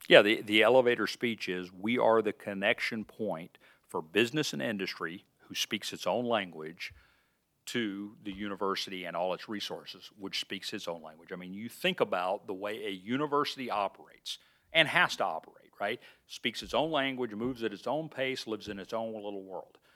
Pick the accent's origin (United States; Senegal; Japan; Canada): United States; Birmingham, Alabama; moved away as an adult; also born or lived in Montana; now in Iowa, United States; I grew up in Birmingham, Alabama in the sixties and seventies